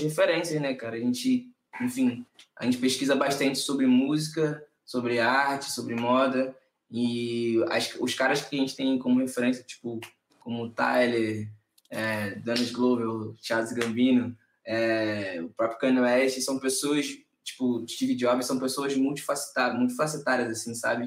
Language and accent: Portuguese; Nova Iguaçu, Rio de Janeiro, Brazil; Nova Iguaçu, assim, que é o lugar que eu sou, não é a Baixada inteira, mas o lugar onde a gente se criou